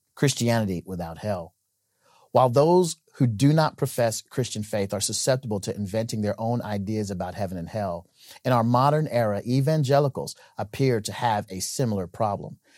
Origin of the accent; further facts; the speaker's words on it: Nebraska, United States; my home state of Nebraska